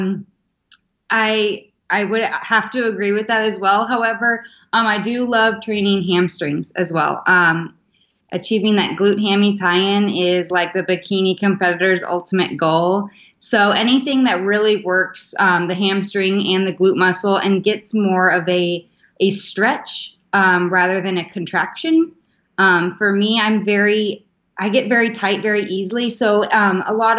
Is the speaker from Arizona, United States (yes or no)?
yes; Gilbert, Arizona, United States; I am from Gilbert, Arizona